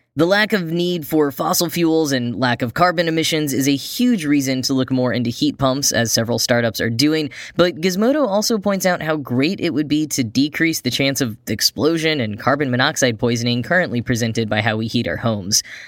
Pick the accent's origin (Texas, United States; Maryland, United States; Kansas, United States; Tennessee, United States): Texas, United States; Grapevine; Wally Funk is from my hometown, probably the first person from Grapevine, Texas to go to space